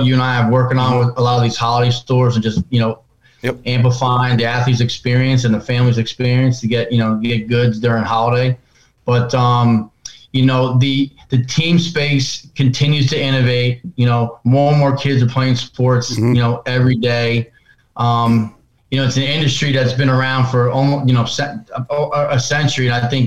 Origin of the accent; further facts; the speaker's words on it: New York, United States; I grew up in New York, right outside New York City